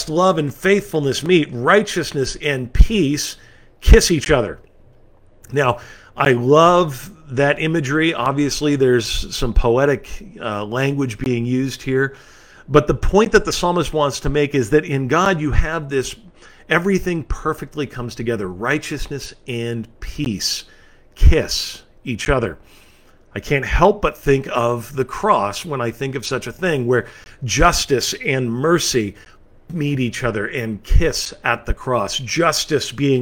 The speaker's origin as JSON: {"language": "English", "region": "California", "country": "United States", "tie": "born or raised there", "said": "my home state in California"}